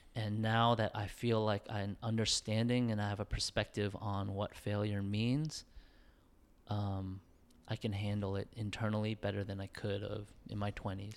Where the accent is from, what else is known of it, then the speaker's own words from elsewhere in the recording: New York, United States; living in New York and growing up in New York